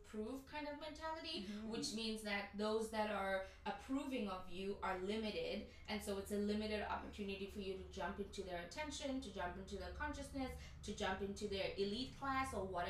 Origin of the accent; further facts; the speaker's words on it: South Africa; I'm also from South Africa.